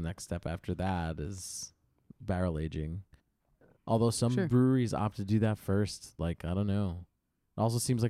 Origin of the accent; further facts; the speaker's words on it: New York, United States; We're from New York